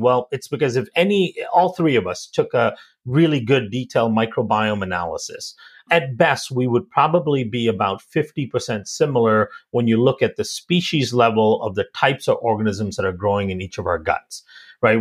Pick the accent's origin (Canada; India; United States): India; I also was born and raised in India